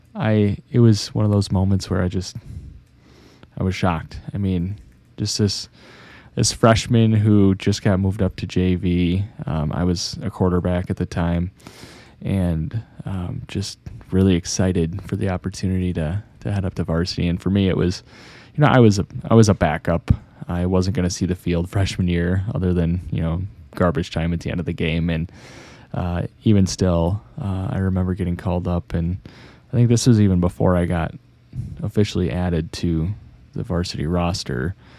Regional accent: Monroe, Wisconsin, United States; also born or lived in Madison, Wisconsin; Monroe is more than my hometown. It's where I grew up

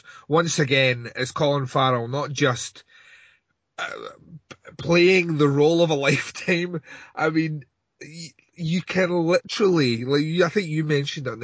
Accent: Scotland, United Kingdom; I'm Scottish

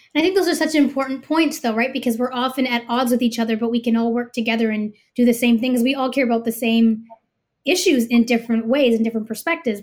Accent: Canada; as a Canadian who's gonna be voting

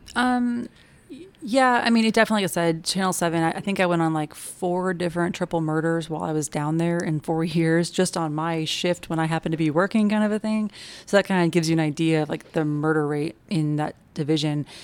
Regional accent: Kansas City, Missouri, United States; moved away as an adult; I am from Kansas City, Missouri, so Midwesterner, born and raised, and moved down here after college

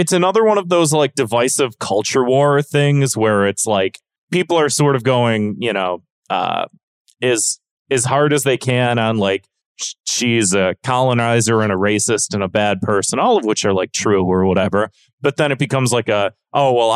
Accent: United States; I'm American

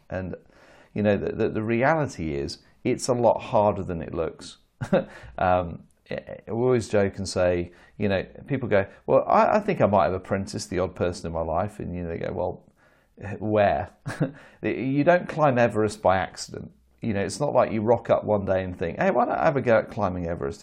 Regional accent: United Kingdom; as a Brit

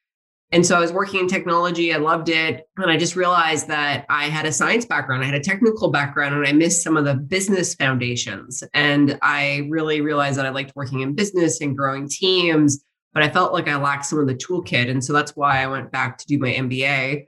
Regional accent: Saskatchewan, Canada; moved away as an adult; also born or lived in Montreal / Toronto; I grew up in Saskatchewan and very proud prairie girl. And then I went to school at McGill and loved that and found myself working in Toronto for many years

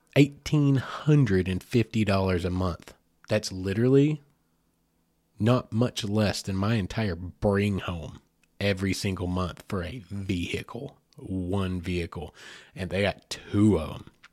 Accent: United States; as an American

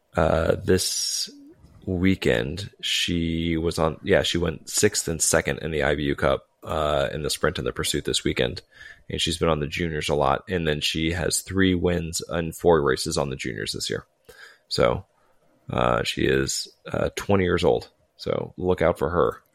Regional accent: United States; as an American

